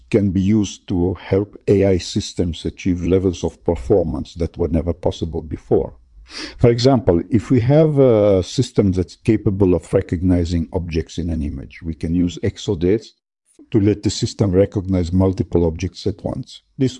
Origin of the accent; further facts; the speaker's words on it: Russia; I'm from Russia and I'm a computer scientist.